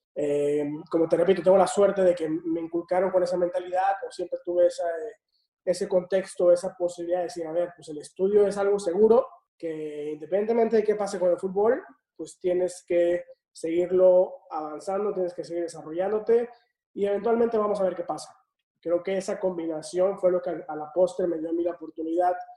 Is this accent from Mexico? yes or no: yes; Tampico, Tamaulipas, Mexico; moved away as an adult; also born or lived in Mexico City / United States; yo soy originario de Tapico, Tamaulipas.